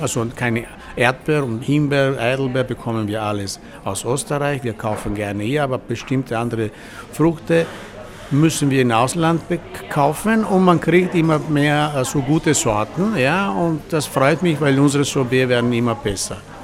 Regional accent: Val Zoldana, Veneto, Italy; German is a second language; now in Vienna, Austria; ich komme aus Italien, auf der Val Soldana. Das ist ein Land in die Dolomiten.

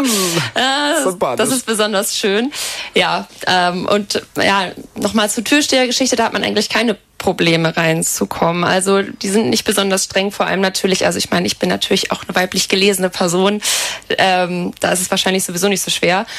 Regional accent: Bad Fallingbostel, Lower Saxony, Germany; moved away as an adult; now in Lüneburg, Germany; in meiner Heimatstadt gibt es genau 12.107 Einwohner

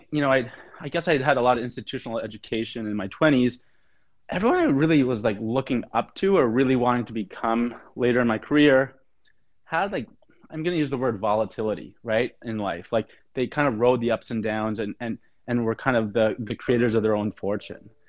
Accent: Ottawa, Ontario, Canada; I grew up in Ottawa, Canada.

